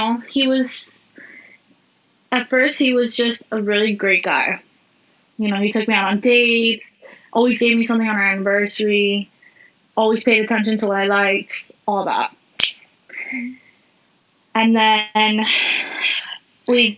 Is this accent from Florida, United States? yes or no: yes; Miami, Florida, United States; I'm originally from Miami, born and raised, but my mom's whole side is Cuban